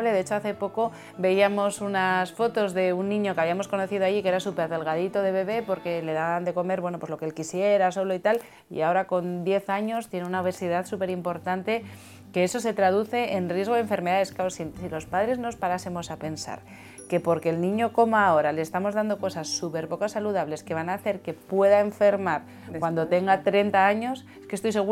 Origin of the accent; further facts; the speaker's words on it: Asturias, Spain; nosotros que somos asturianos en Asturias